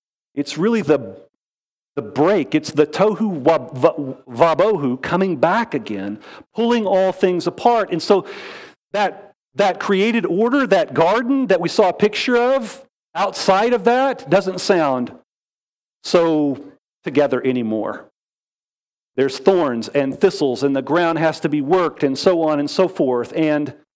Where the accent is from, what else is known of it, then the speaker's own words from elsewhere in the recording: Wichita Falls, Texas, United States; moved away as an adult; also born or lived in Fort Worth, Texas; now in Texas Hill Country, United States; I grew up in North Texas. I was born in Fort Worth. All my growing up years in Wichita Falls